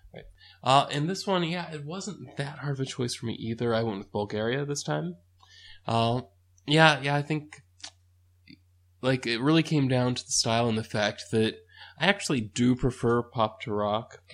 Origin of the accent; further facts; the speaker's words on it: United States; as an American